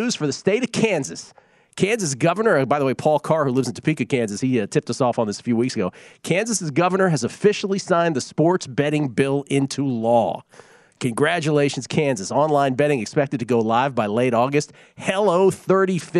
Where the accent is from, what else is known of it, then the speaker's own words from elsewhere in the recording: the Maritimes, Canada; I'm from the Maritime Islands